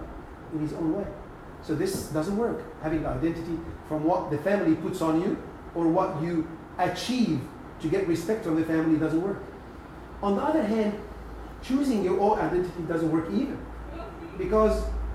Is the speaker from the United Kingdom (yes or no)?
no; Upper Egypt, Egypt; moved away; we had a piece of land in Upper Egypt